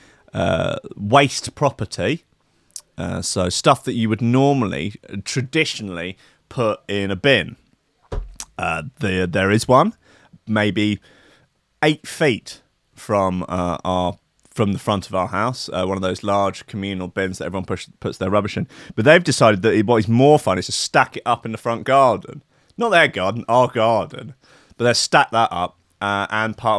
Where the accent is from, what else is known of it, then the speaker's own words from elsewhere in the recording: England, United Kingdom; moved away; I'm English